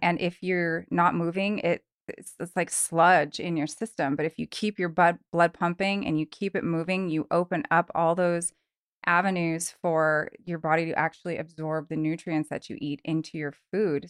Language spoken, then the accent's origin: English; Long Beach, California, United States; also born or lived in Truckee, California; now in Reno, United States; I am actually from Southern California, born and raised in Long Beach, California